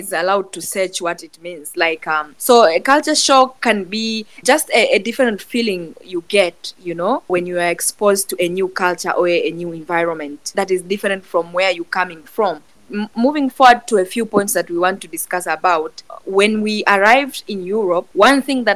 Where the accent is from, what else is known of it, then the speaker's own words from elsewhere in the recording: Kilimanjaro, Tanzania; first language Chaga; English is a second language; moved away as an adult; now in Ireland; I speak language from the Northern Kilimanjaro, Chaga language. I speak Swahili language, which is our national language in Tanzania